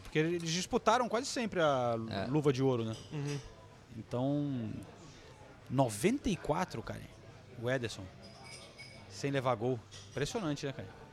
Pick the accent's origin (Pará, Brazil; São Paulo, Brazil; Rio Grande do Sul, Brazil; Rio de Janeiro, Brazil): Rio de Janeiro, Brazil; now in England; Eu cresci no Rio de Janeiro de 1900, nos anos 80